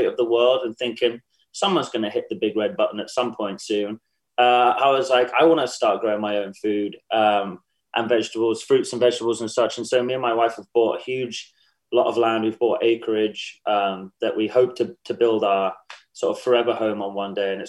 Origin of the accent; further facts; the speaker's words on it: England, United Kingdom; moved away as an adult; now in Charleston, United States; I am English